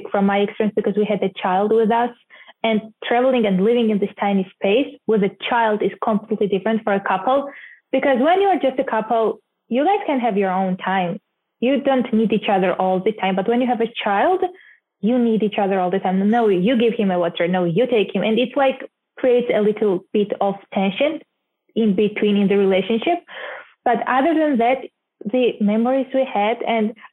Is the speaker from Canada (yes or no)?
no; Georgia; moved away as an adult; also born or lived in Minneapolis, United States / Kansas City, United States / Hawaii, United States; I'm from Georgia, country, not the state